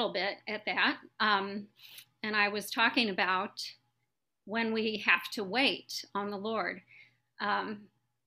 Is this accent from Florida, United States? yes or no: no; St. Louis, Missouri, United States; I'm from St. Louis, Missouri